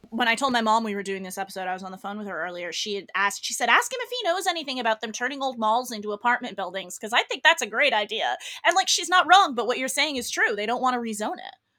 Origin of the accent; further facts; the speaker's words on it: Northeast, United States; now in Los Angeles, United States; regionally, I'm from the Northeast